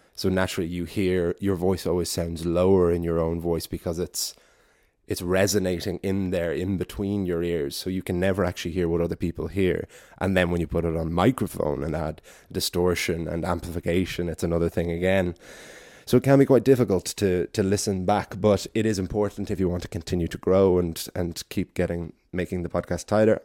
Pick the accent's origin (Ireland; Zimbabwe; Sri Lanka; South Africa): Ireland; Wicklow, Leinster; in Wicklow, in my hometown of Garden City